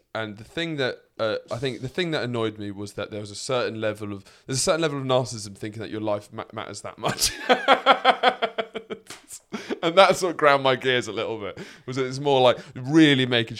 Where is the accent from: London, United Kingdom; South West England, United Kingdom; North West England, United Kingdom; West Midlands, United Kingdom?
London, United Kingdom; also born or lived in Sussex; This is the thing, is I grew up in London, I've lived most of my life in Sussex